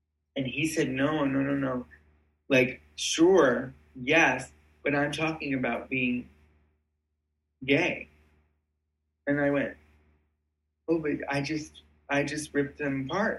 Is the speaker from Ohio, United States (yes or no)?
yes; Cleveland, Ohio, United States; I'm from Cleveland. And so obviously the Cleveland Playhouse has been very significant to my upbringing